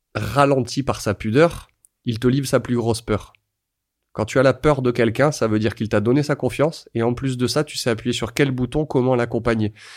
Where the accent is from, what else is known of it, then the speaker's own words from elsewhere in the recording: France; quand on est français